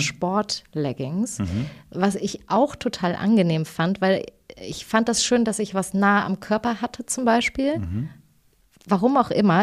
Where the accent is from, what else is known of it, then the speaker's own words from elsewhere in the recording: Thuringia, Germany; ich bin ja aus Thüringen